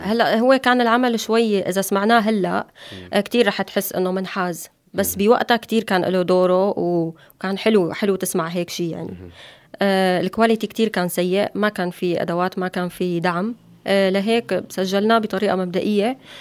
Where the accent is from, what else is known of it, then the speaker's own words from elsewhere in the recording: Syria; moved away as an adult; now in Turkey; بلدي سوريا